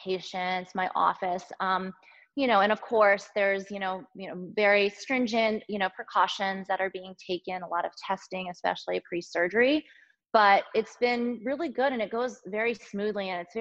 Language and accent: English; Delaware, United States; moved away as an adult; also born or lived in Boston, Massachusetts; now in Los Angeles, United States; I was born and I grew up in Delaware on the East Coast.